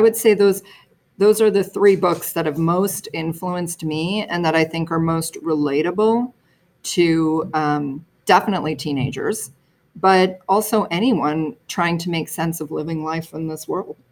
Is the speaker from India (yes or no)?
no; Toronto, Ontario, Canada; also born or lived in New York City, United States; I grew up in the suburbs of Toronto